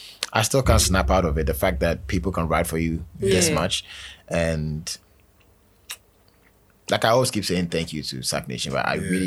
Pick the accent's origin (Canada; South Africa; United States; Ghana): Ghana; I positioned myself as an African artist, moving from just being a Ghanaian artist.